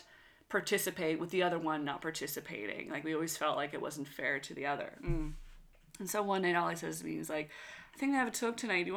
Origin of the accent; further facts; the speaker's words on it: Westville, Nova Scotia, Canada; my hometown of Westville, Nova Scotia